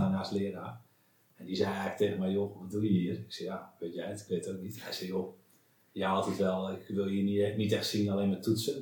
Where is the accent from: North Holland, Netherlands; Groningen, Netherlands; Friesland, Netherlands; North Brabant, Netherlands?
Friesland, Netherlands; ik ben, eh, opgegroeid in Friesland.